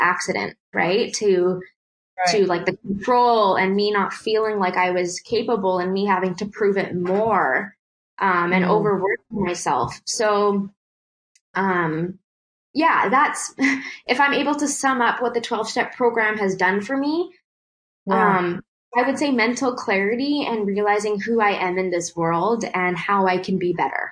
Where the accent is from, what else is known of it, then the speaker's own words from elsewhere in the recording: Canada; as an Indo-Canadian growing up in Canada